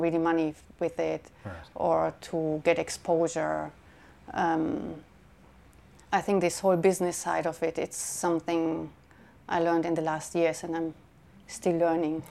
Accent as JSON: {"language": "English", "country": "Germany", "tie": "born or raised there", "also_born_or_lived": "San Francisco, United States", "moved": "as an adult", "lives_now": "London, United Kingdom", "said": "I was born in Germany and I'm living now in London for seven years."}